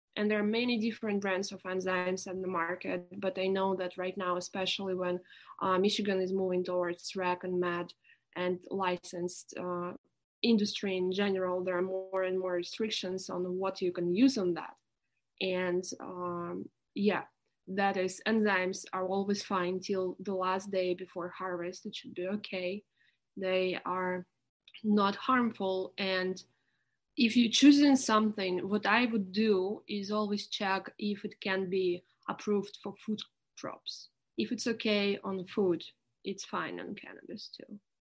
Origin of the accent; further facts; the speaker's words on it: Irkutsk, Irkutsk Oblast, Russia; moved away; I was born in Siberia in the city of Irkutsk, which is near Lake Baikal, the deepest lake in the world. It's a pretty mount- mountainy area.